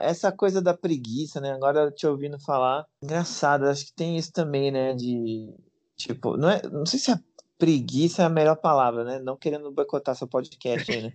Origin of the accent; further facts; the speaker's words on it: Brazil; eu sou brasileiro